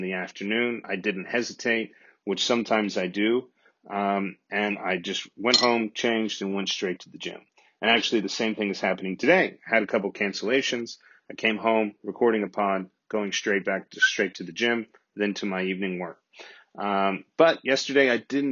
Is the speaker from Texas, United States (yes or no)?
yes; Texas, United States; moved away; I'm the Texan Abroad